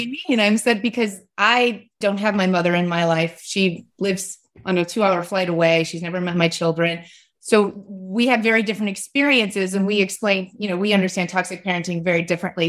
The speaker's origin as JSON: {"language": "English", "region": "West Virginia", "country": "United States", "tie": "born or raised there", "said": "I grew up in West Virginia"}